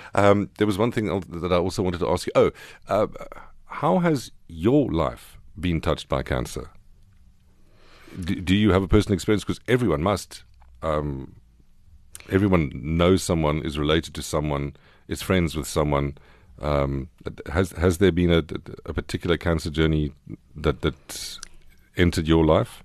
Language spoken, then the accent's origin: English; Queenstown, Eastern Cape, South Africa; I was born in the Frontier Hospital in Queenstown